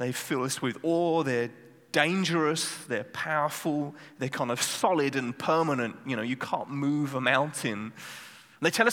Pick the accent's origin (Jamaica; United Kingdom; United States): United Kingdom; England; now in Netherlands; I'm from England